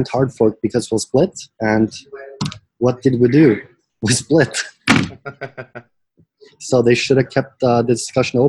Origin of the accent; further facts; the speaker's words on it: Norway; I was born in Norway